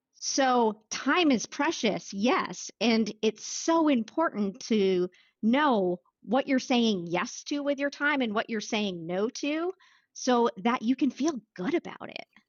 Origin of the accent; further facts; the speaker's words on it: Wells, Maine, United States; I grew up in Wells, Maine